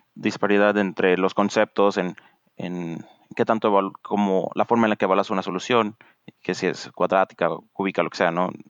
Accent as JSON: {"language": "Spanish", "town": "Morelia", "region": "Michoacán", "country": "Mexico", "tie": "born or raised there", "moved": "as an adult", "lives_now": "Redmond, United States", "said": "en el TEC de Monterrey, Campus Morelia, donde crecí, toda mi vida crecí en Morelia"}